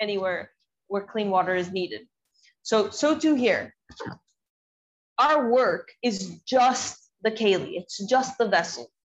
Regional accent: the South, United States; I grew up in the South, so it's the Bible Belt.

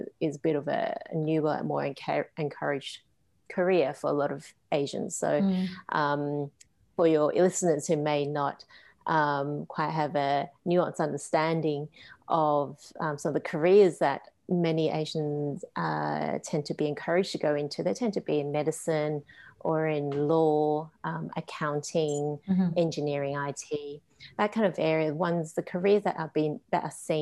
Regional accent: Canberra, Australian Capital Territory, Australia; also born or lived in Hong Kong / New South Wales; now in Melbourne, Australia; I was born in Hong Kong and I came here when I was quite young, when I was five, when I came to Australia. Mm-hmm. And so my upbringing had been mainly in Canberra, a small country town, New South Wales, and now I'm based in Melbourne.

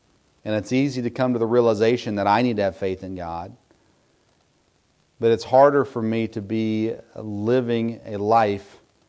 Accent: Southern United States, United States; So I grew up in a home with Yankee parents, but we grew up in the South. And all of my extended family are Northerners.

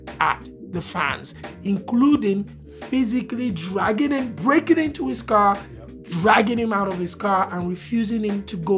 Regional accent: Nigeria; as a Nigerian

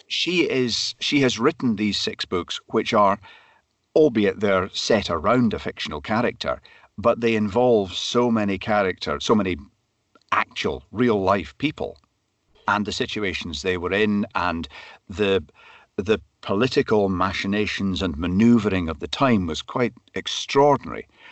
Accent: Glasgow, Scotland, United Kingdom; also born or lived in Perthshire / Speyside; I was born in Glasgow, grew up in the suburbs of Glasgow

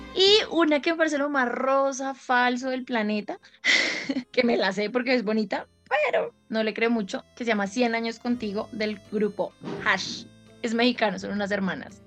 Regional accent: Caribbean Region, Colombia

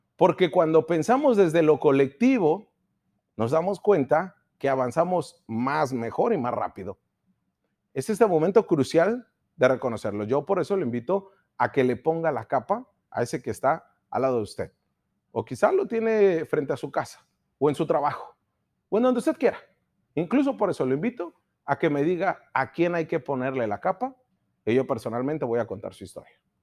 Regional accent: Baja California, Mexico; somos baja californianos, somos mexicanos, somos ensenadenses, somos mexicalenses

